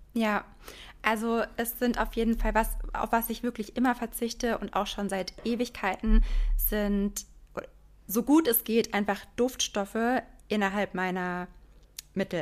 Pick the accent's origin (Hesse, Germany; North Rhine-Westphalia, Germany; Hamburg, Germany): Hesse, Germany; Frankfurt; ich komme aus Frankfurt